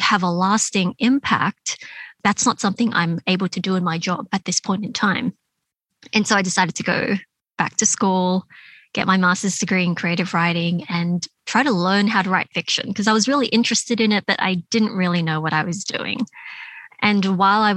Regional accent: Sydney, New South Wales, Australia; moved away as an adult; I have an older brother, and you know, we both grew up in that area. We went to school in Canyvale and in Smithfield and Fairfield.

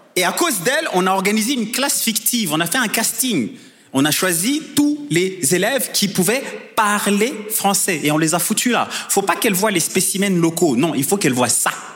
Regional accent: Rwanda; je viens du Rwanda

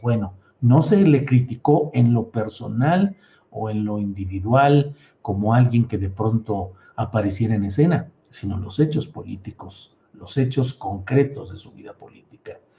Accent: Mexico; como mexicanos

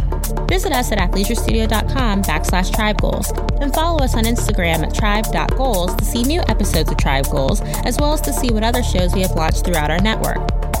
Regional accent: Indiana, United States; now in New York, United States; I'm from the Midwest originally, Indiana, but I live in New York now.

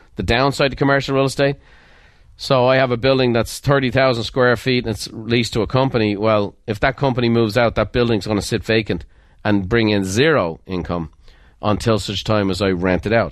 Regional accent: Ireland; I'm Irish

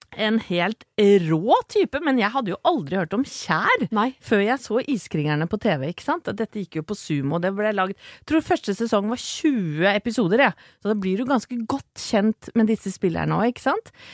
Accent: Åsgårdstrand, Vestfold, Norway; jeg kommer fra Åsgårdstrand

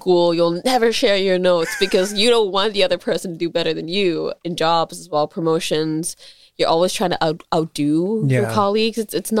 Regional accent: Singapore; accent: Singaporean; moved away as an adult; now in Berlin, Germany; I'm from Singapore

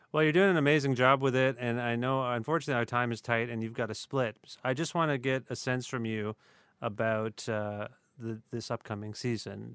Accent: Canada

